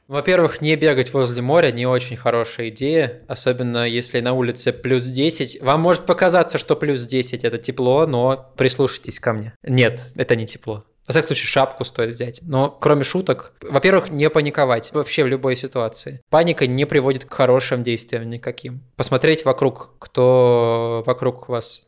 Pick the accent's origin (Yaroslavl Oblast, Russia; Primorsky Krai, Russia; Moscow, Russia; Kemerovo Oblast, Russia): Kemerovo Oblast, Russia; Kuzbass; moved away as an adult; also born or lived in Novosibirsk / Kiselyovsk; now in Estonia; я из Кузбасса